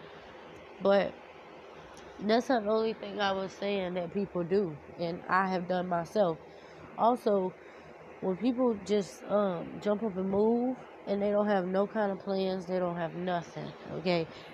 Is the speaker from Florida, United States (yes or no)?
yes; Florida, United States; also born or lived in Louisiana / Orlando; here in Florida, in my hometown